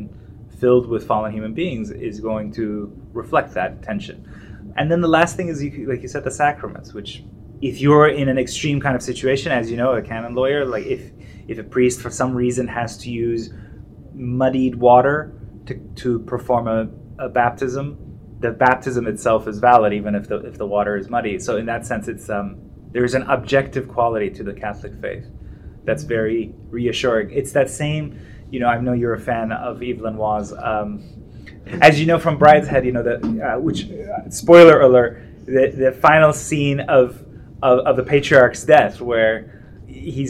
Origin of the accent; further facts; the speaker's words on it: Iran; moved away; I'm from Iran and this kind of secular milieu, but in a very religious society